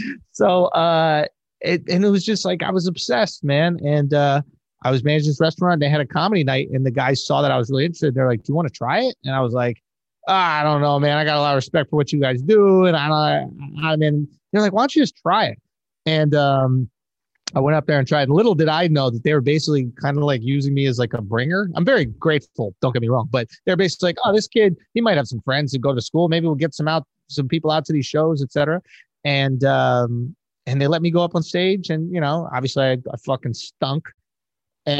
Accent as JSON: {"language": "English", "town": "New York City", "region": "New York", "country": "United States", "tie": "born or raised there", "moved": "as an adult", "said": "I'm born and raised in Manhattan"}